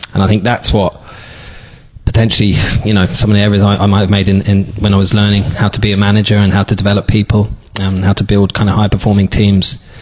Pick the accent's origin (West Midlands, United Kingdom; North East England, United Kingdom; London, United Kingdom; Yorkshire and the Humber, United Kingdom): London, United Kingdom; also born or lived in Dublin, Ireland; now in Donegal, Ireland; I'm from from London originally.